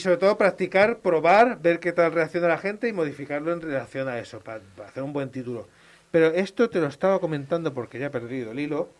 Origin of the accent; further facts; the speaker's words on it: Málaga, Andalusia, Spain; moved away as an adult; now in Barcelona, Spain; soy de Málaga